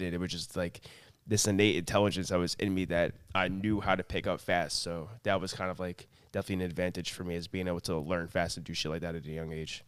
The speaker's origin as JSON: {"language": "English", "area": "Long Island", "region": "New York", "country": "United States", "tie": "born or raised there", "also_born_or_lived": "Plainview, New York", "said": "born and raised in Long Island, moved around Long Island my whole life"}